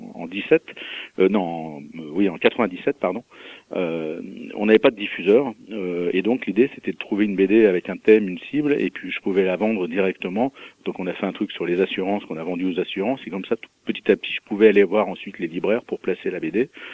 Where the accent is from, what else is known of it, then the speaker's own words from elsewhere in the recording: Mâcon, Bourgogne-Franche-Comté, France; je suis né à Macon et je trouve que c'est une ville c'est une ville sympa